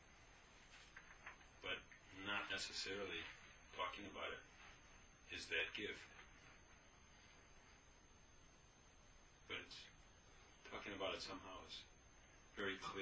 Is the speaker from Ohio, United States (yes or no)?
no; Bemidji, Minnesota, United States; I was born in Bemidji, Minnesota.